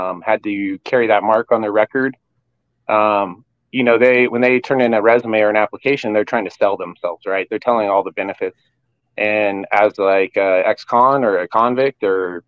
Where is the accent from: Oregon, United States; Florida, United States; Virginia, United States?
Oregon, United States; Eugene; Originally I'm born and raised in Eugene